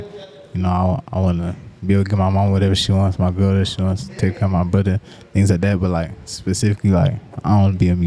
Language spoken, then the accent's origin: English; Atlanta, Georgia, United States; now in Salt Lake City, United States